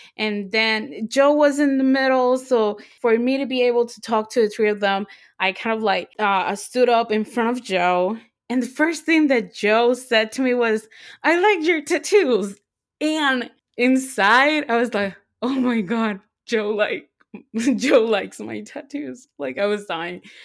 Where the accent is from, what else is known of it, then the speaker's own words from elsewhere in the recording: Puerto Rico; moved away; Even though I live here, I always say that I'm from Puerto Rico